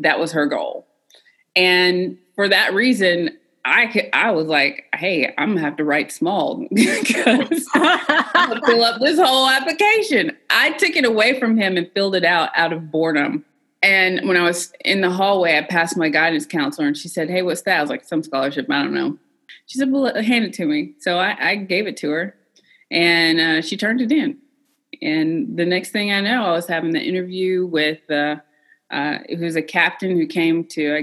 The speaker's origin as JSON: {"language": "English", "town": "Cookeville", "region": "Tennessee", "country": "United States", "tie": "born or raised there", "said": "I was a country girl from Tennessee. I'm from Cookeville, Tennessee, originally. I did grow up in a household full of veterans, though"}